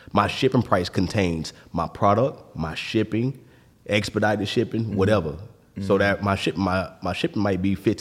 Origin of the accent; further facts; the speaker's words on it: Florida, United States; I'm from Florida